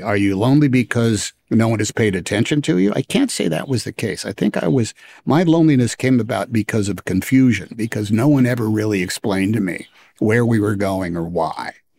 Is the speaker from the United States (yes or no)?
yes; Oakland, California, United States; I was from Oakland